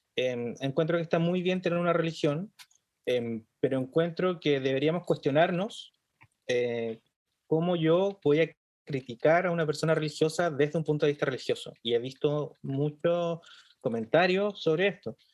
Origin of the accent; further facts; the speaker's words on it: Chile; nosotros como chilenos eh, vivimos en una cultura sumisa